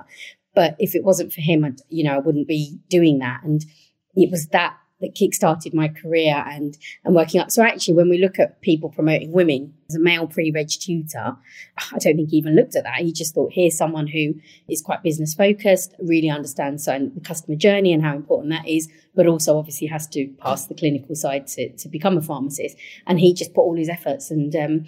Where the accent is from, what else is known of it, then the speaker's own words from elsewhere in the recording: London, United Kingdom; one of the boroughs I look after is Waltham Forest, where I was born and raised